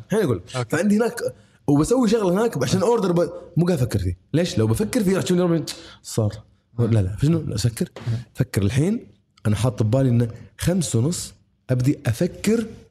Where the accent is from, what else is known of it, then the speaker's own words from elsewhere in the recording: Kuwait; بلدي انا الكويت